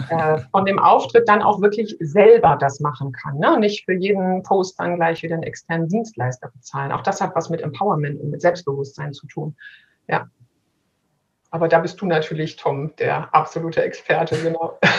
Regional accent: Berlin, Germany; als Berliner

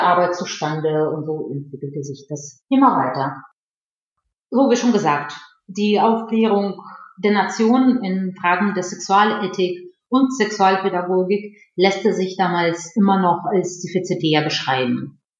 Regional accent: Russia; first language Russian; German is a second language; now in Germany; komme ich ursprünglich aus Russland und äh, meine Muttersprache ist Russisch

